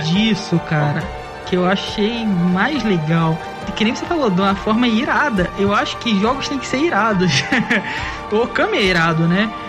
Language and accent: Portuguese; Cabo Frio, Rio de Janeiro, Brazil; eu sou de Cabo Frio, é a sétima cidade mais antiga do Brasil